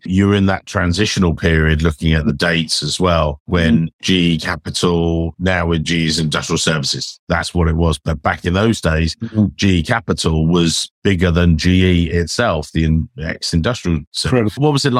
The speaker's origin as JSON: {"language": "English", "region": "England", "country": "United Kingdom", "said": "as an Englishman"}